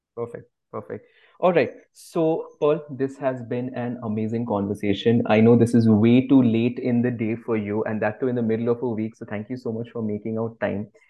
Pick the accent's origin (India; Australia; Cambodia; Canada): India; I grew up eating mangoes in India.